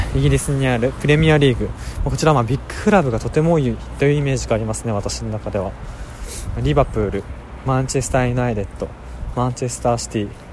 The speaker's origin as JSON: {"language": "Japanese", "region": "Saitama", "country": "Japan", "tie": "born or raised there", "also_born_or_lived": "Niigata", "said": "私も2歳から埼玉に住んでいるんですがその えっとまあ、生まれたのが新潟ということで"}